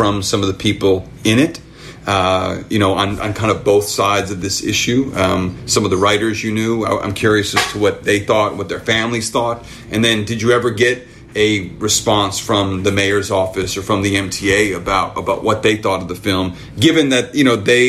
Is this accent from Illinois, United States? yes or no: yes; Chicago, Illinois, United States; I'm a Chicagoan